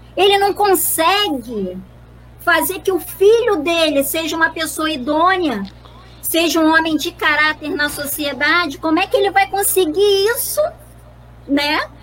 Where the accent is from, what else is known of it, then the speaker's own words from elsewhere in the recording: Rio de Janeiro, Brazil; nós que somos do Rio de Janeiro